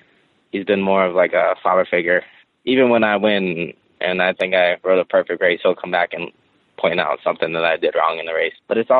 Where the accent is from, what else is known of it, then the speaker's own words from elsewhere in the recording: Florida, United States; You know, growing up in Florida, I was a big fan of the Miami Dolphins.